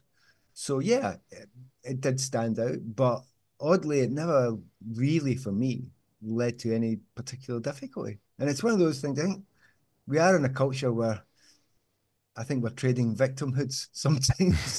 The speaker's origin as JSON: {"language": "English", "town": "Glasgow", "region": "Scotland", "country": "United Kingdom", "tie": "born or raised there", "said": "I'm from Glasgow. And Easterhouse"}